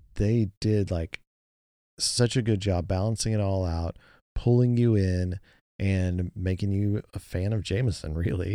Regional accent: United States; as an American

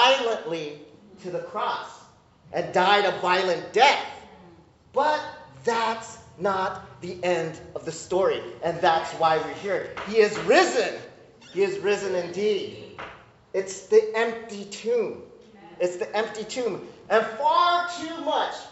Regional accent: United States; I'm Korean American, so I came up in the immigrant Korean church

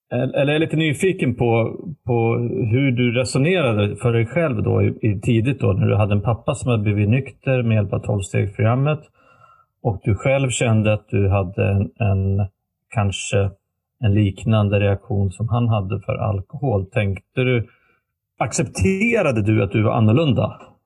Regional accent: Västerås, Västmanland, Sweden; moved away; hemma i Västerås där vi växte upp då, eller bodde

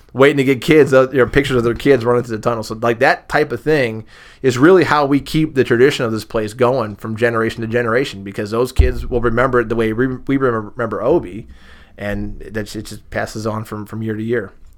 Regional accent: Massillon, Ohio, United States; I grew up on the East Side

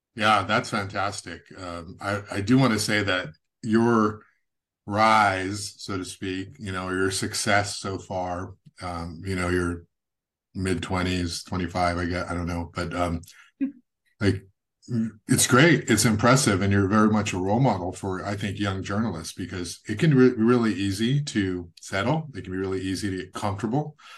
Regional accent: Goleta, California, United States; also born or lived in San Jose; I grew up in Goleta, Santa Barbara

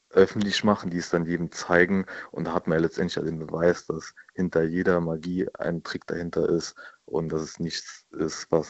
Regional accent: India; Das sehe ich zum Beispiel in meinem Heimatland Indien, zum Beispiel, wo ich herkomme.

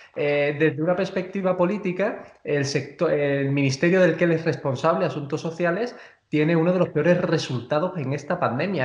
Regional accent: Spain; como español

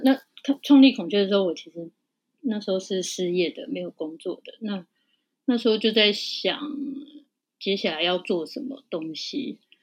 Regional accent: Taiwan; 因为我们就是台湾的人，我们的味觉就是比较台湾的味觉

